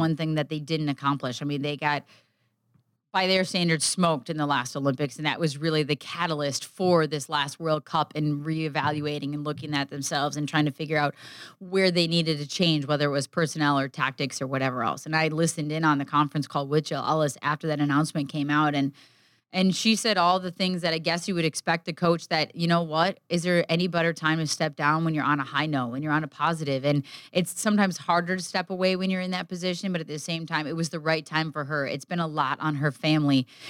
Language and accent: English; Midwest, United States; growing up in the Midwest